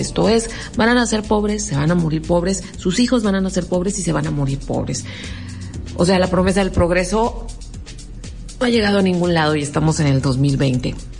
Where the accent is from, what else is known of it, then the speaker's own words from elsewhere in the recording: Mexico; los mexicanos, que de alguna manera también somos nativos de Estados Unidos